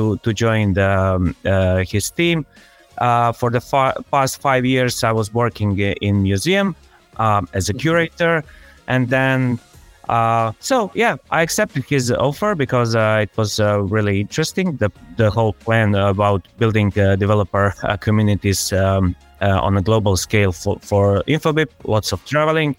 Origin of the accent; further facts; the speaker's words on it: Split, Split-Dalmatia County, Croatia; born and raised in Split in Croatia, where I still live.